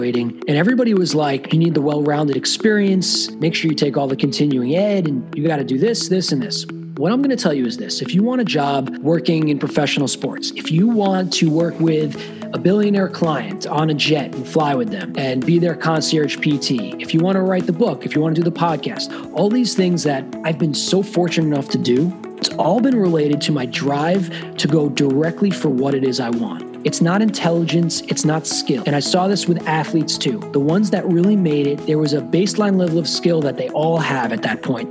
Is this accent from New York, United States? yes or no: yes; Long Island, New York, United States; also born or lived in Los Angeles; now in New York, United States; I grew up on Long Island